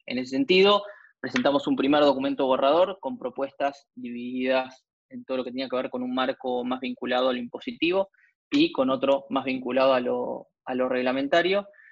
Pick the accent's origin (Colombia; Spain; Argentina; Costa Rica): Argentina; como argentinos en general